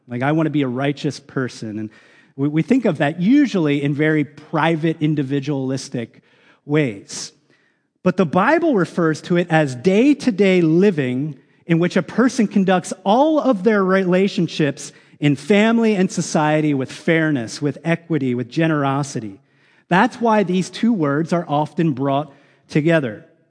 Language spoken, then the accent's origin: English; United States; as American citizens